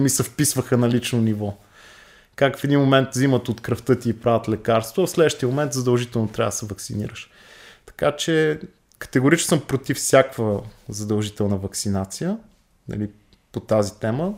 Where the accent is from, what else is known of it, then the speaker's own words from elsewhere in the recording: Bulgaria; нас като българи